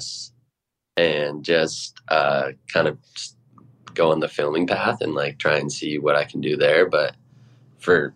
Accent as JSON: {"language": "English", "town": "Edwards", "region": "Colorado", "country": "United States", "tie": "born or raised there", "moved": "as an adult", "lives_now": "Salt Lake City, United States", "said": "I grew up in Edwards, Colorado"}